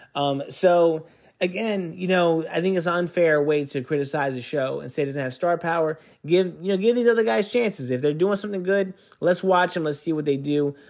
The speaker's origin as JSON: {"language": "English", "region": "East Coast", "country": "United States", "moved": "yes", "said": "I'm from the East Coast and I'm used to the winter more"}